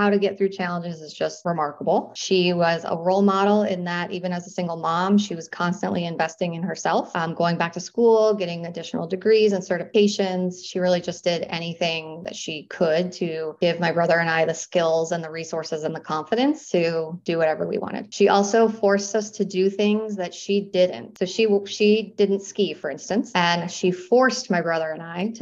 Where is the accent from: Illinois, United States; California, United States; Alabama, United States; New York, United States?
New York, United States; Western; also born or lived in Florida; I grew up in Western New York in a really small town.